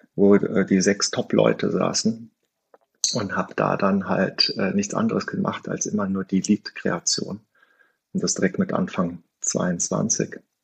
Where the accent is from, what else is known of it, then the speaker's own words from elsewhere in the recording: North Rhine-Westphalia, Germany; moved away as an adult; now in Stuttgart, Germany; als Rheinländer